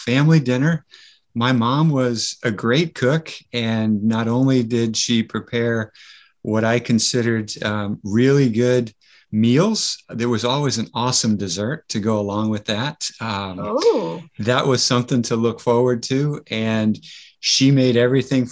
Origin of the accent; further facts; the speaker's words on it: outside of Boston, Massachusetts, United States; I grew up living outside of Boston.